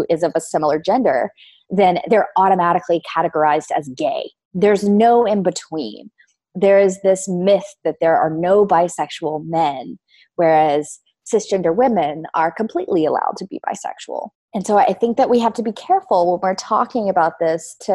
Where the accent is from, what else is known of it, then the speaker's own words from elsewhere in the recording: the South, United States; I grew up in the South, so in Louisiana, Texas area